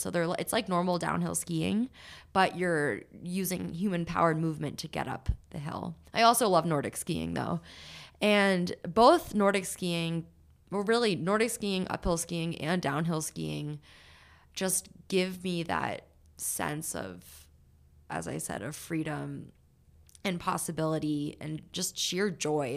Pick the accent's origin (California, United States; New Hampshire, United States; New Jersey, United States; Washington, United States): New Hampshire, United States; I'm from New Hampshire, and my family went to Vermont every weekend to ski